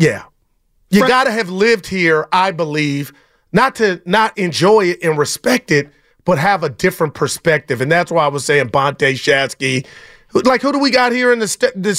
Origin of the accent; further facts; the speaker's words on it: Union City, California, United States; also born or lived in Oakland; I'm from Union City